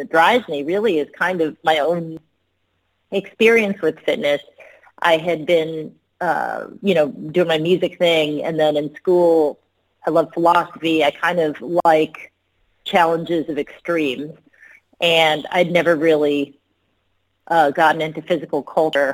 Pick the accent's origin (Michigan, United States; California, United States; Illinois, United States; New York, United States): California, United States; Long Beach; I was born and raised in Long Beach, California